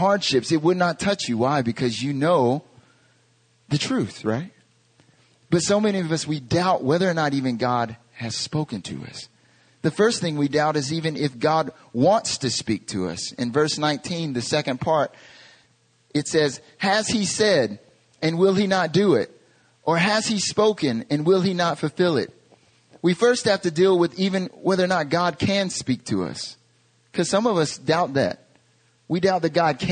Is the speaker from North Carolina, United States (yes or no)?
yes; North Carolina, United States; moved away as an adult; now in Korea; I'm from North Carolina in America